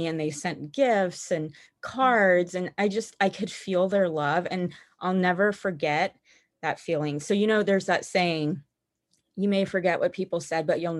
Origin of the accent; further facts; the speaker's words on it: Missouri, United States; also born or lived in Utah / Nevada / Kansas / New Mexico; Missouri the longest. So that's where I say I'm from, even though that is not where I was born. So I was born in Utah, but we only lived there for like my first 18 months.